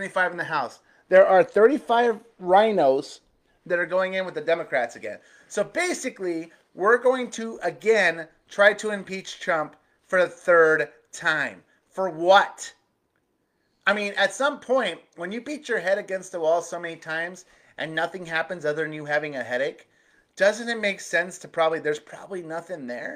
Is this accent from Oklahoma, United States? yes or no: no; Arizona, United States; my home state of Arizona